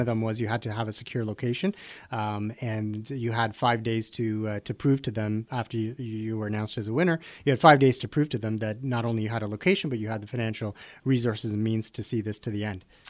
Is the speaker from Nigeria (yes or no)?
no; Richmond Hill, Ontario, Canada; I'm from Richmond Hill